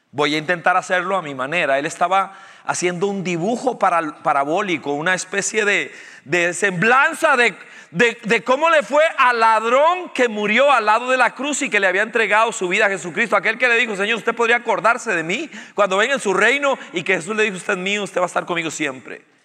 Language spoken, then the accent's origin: Spanish; Costa Rica; nosotros los ticos